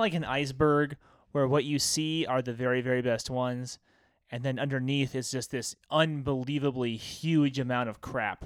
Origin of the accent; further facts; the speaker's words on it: American Southwest, United States; we're guys from the American Southwest